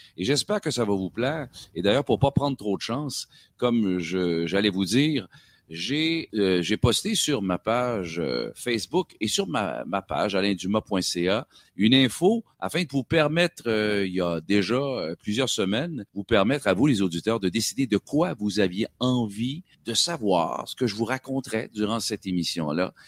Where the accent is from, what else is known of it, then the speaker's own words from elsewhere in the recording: Sorel, Quebec, Canada; moved away as an adult; je suis originaire de Sorel